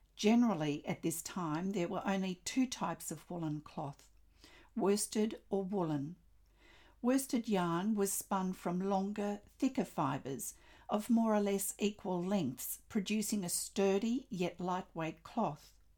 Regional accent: Australia; I'm an Australian textile artist

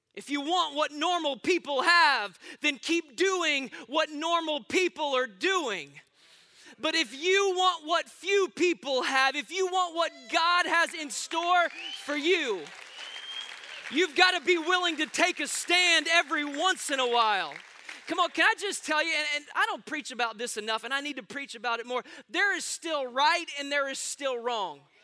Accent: Austin, Texas, United States; I am born and raised right here in Austin, Texas

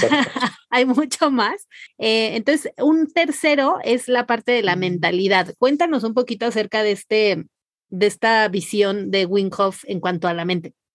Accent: Mazatlán, Sinaloa, Mexico; yo soy de Mazatlán

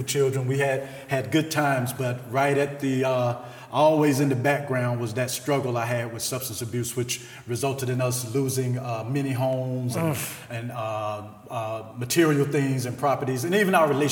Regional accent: Selma, Alabama, United States; I grew up in Selma, Alabama, raised by my grandmother

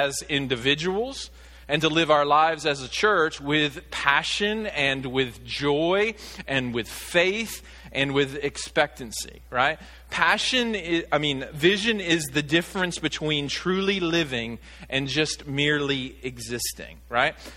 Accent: Arkansas, United States; moved away as an adult; also born or lived in Virginia; my home state of Arkansas

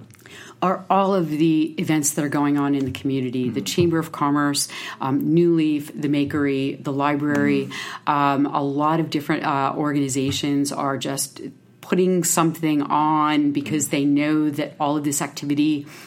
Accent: Pennsylvania, United States; moved away as an adult; also born or lived in Hermosa Beach, California; I grew up in Pennsylvania, and I was out west for almost 20 years

